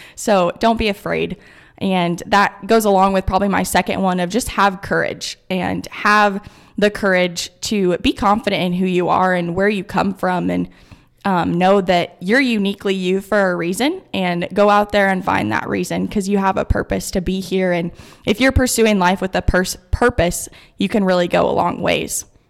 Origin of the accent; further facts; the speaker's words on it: Kearney, Nebraska, United States; here in my hometown in Kearney.